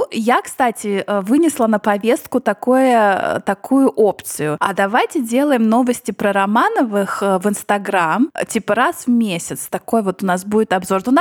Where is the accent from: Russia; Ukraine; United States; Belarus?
United States; да я американка